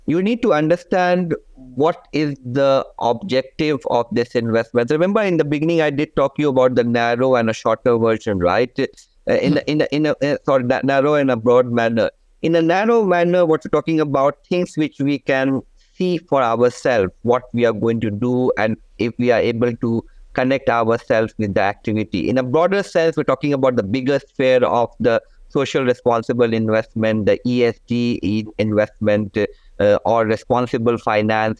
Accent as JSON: {"language": "English", "country": "India", "moved": "yes", "lives_now": "Malaysia", "said": "I come originally from India"}